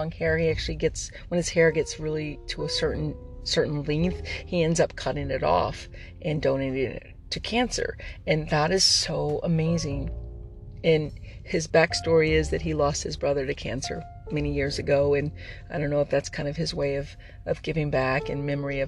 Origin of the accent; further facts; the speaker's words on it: Texas, United States; I'm a Texan